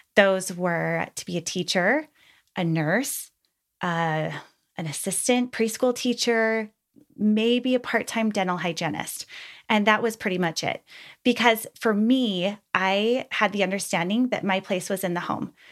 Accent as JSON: {"language": "English", "region": "Utah", "country": "United States", "tie": "born or raised there", "said": "I was raised in Utah, the youngest of five"}